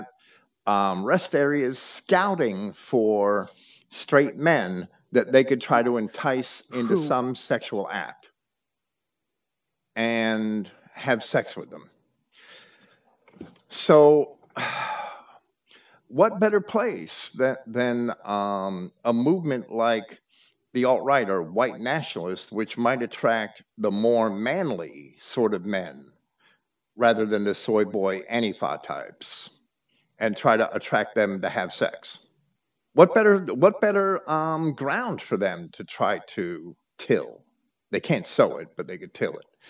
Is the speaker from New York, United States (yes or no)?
yes; New York, United States; moved away; also born or lived in Virginia; I grew up right outside of New York City